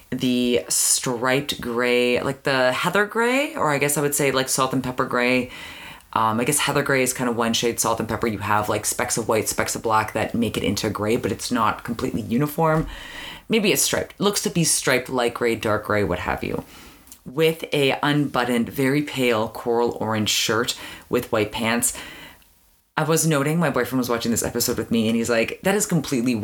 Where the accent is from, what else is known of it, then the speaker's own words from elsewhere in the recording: Canada; growing up in Canada